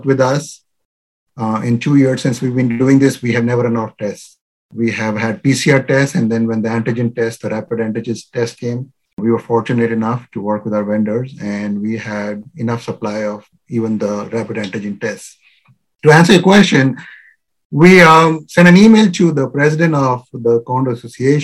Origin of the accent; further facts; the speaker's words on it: India; now in Virginia, United States; I'm originally from India